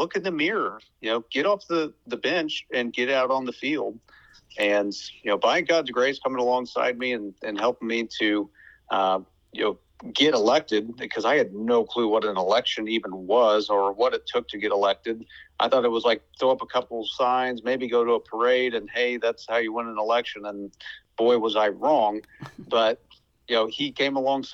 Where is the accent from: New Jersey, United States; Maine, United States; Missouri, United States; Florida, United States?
Missouri, United States; Cass County; I was born in Cass County, and just honored to be its senator and representative